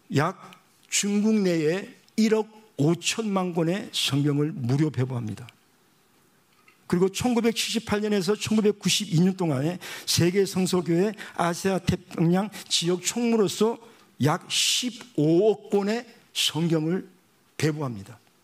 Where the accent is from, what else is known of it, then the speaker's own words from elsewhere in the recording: Busan, South Korea; moved away; 제가 부산에서 태어났거든요